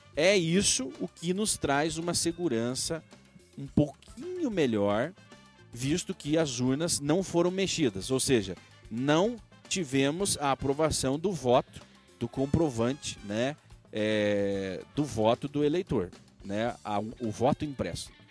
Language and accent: Portuguese; Brazil; Somos nós, nós brasileiros.